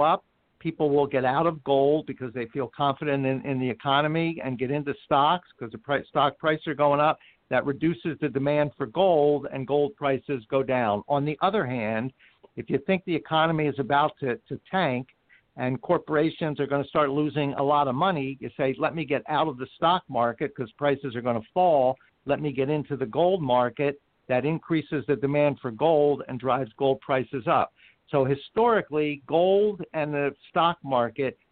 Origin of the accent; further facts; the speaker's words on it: Philadelphia, Pennsylvania, United States; moved away; I'm from Philadelphia originally